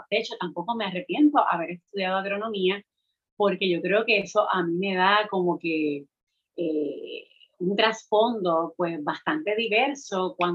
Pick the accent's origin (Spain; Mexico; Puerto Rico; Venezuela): Puerto Rico; Utuado; also born or lived in Mayagüez; soy del pueblo de Utuado, criada en la montaña, eh, pero cuando decido irme a la universidad me voy al Colegio de Mayagüez, a la UPR